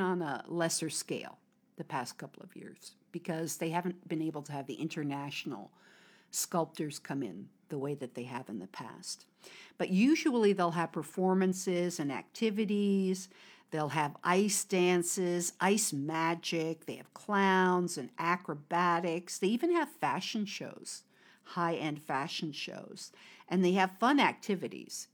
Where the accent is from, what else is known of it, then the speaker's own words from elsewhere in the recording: United States; moved away as an adult; now in China; I'm an American